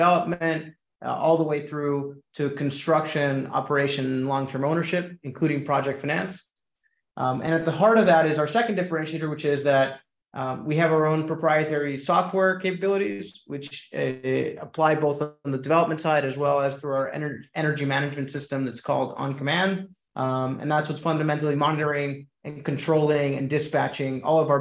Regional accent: Caracas, Capital District, Venezuela; moved away; I'm originally from Caracas, Venezuela. So I'm naturally bilingual and bicultural

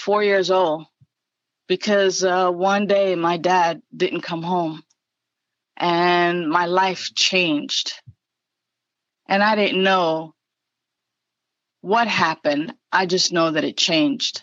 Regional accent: New York City, New York, United States; I was born and raised in the Bronx, and being from the Bronx

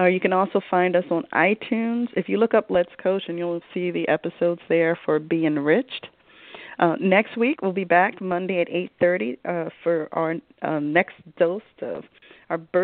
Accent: Philadelphia, Pennsylvania, United States; I'm from Philly, okay, grown up, raised, you know, Temple, Philly, all things Philly

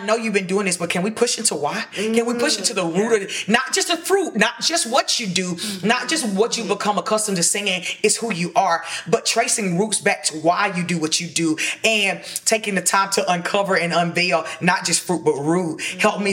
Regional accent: Sandersville, Georgia, United States; moved away; when I was in Sandersville in my hometown

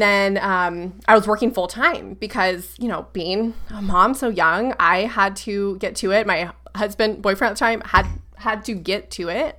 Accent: Brevard County, Central Florida, United States; I like to say Central Florida, like Orlando, 'cause no one really knows, like, Brevard County

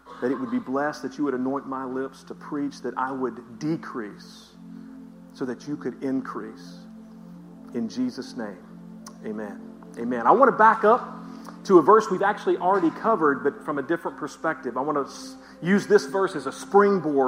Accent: the South, United States; I'm from the South

